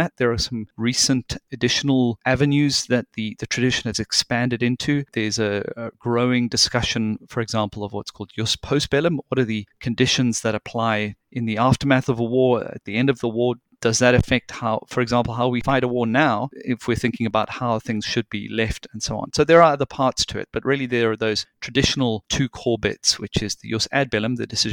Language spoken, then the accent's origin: English; South Africa; moved away; I did a good deal of my growing up in South Africa, and back then it was during the apartheid regime